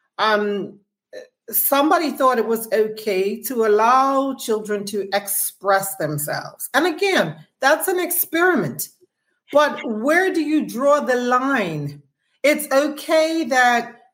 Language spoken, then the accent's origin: English; Bermuda; we're not producing television shows here in Bermuda